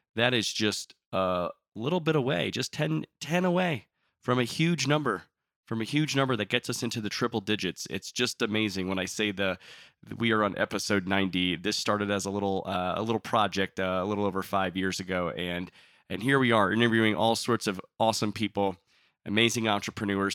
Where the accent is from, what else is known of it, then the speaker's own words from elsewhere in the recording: Miami, Florida, United States; I was born in Miami